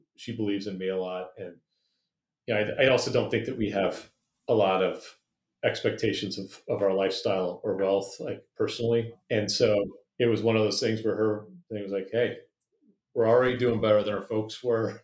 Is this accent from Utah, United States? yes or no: no; Santa Rosa, California, United States; also born or lived in Oakland, California / Hawaii; we moved to Santa Rosa when I was eight